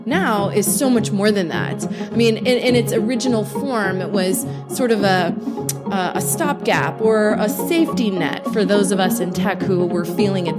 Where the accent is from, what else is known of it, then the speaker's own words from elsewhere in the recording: Battle Ground, Washington, United States; now in Portland, United States; I was born in Portland, but grew up in Battleground, Washington, and moved to Portland in 2001.